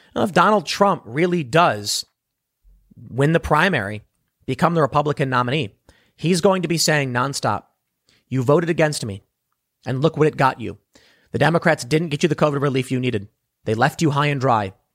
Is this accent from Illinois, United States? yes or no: yes; Chicago, Illinois, United States; I come from Illinois, Chicago